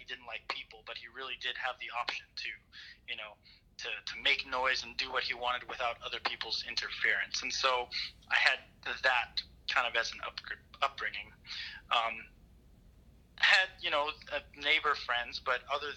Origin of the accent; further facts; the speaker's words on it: Waianae, Hawaii, United States; born and raised in Waianae.